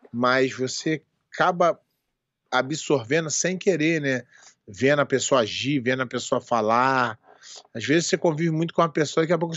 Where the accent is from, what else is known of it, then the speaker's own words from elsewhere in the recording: Portugal; Ah, Portugal, é minha terrinha.